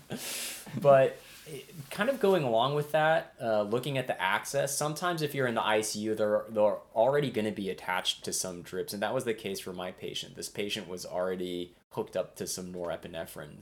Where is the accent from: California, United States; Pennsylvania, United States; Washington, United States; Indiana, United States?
Indiana, United States; moved away; I'm originally born and raised in Indiana